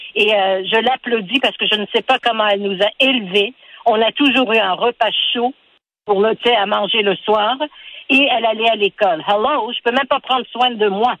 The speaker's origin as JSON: {"language": "French", "town": "Montreal", "region": "Quebec", "country": "Canada", "tie": "born or raised there", "second_language": "French", "said": "je suis née ici à Montréal"}